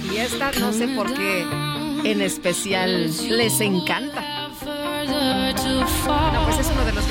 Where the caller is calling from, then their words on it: Cuautitlán Izcalli, State of Mexico, Mexico; de Cuautitlán, Izcalli.